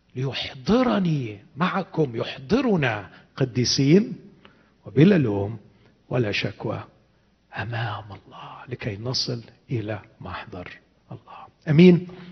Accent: Egypt; عندنا في مصر

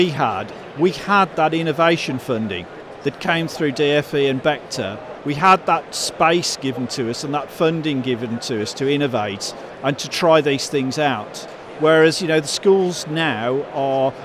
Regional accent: Birmingham, West Midlands, United Kingdom; I spike like this from growing up in Birmingham

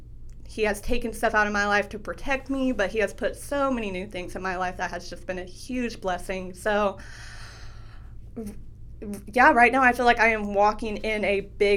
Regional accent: Midwest City, Oklahoma, United States; also born or lived in Moore, Oklahoma; Yes, Oklahoma's home. Yep. So I've grown up here. I grew up in Midwest City and actually moved out to the Moore area about 2 years ago.

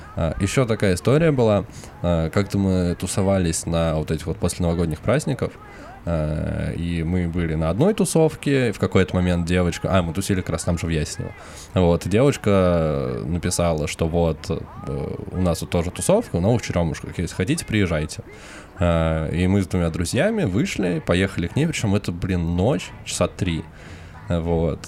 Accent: Moscow, Russia

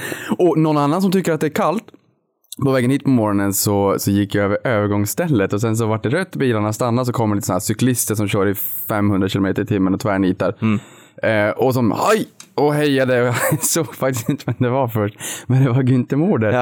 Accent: Boden, Norrbotten County, Sweden; jag kommer från Boden

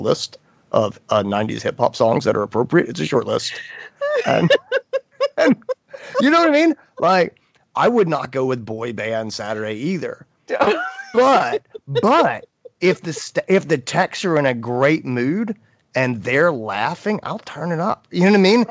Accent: North Carolina, United States; I grew up in North Carolina

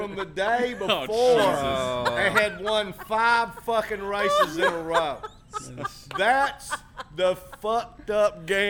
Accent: LaBelle, Florida, United States; I give you a hug, baby. I'm from LaBelle.

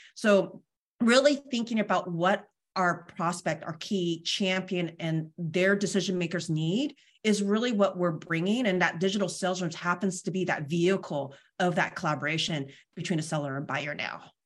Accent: Bay Area, California, United States; now in Sacramento, United States; I grew up in the Bay Area

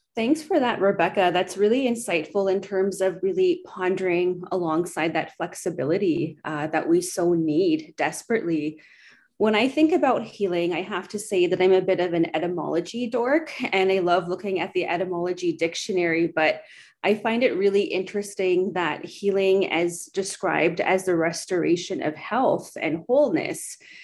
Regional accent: Edmonton, Alberta, Canada; moved away as an adult; now in Brandon, Canada; I'm originally from Treaty 6 in Edmonton, Alberta, moved recently to Brandon in Treaty 2 territory

